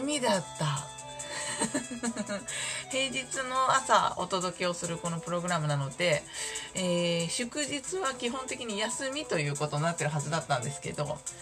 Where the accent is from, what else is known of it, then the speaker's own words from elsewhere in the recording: Shizuoka, Japan; moved away; 地元が静岡なので今住んでいるところ